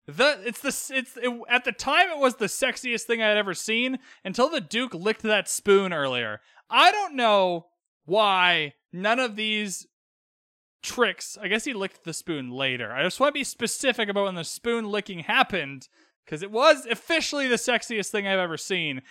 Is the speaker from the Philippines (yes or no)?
no; Vancouver, British Columbia, Canada; I grew up in Western Canada, in Vancouver